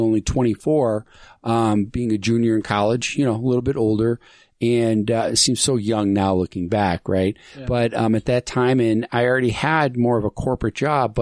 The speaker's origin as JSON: {"language": "English", "town": "Buffalo", "region": "New York", "country": "United States", "tie": "born or raised there", "also_born_or_lived": "Pasadena, California", "moved": "as an adult", "lives_now": "Utah, United States", "said": "I'm originally from Western New York, Buffalo"}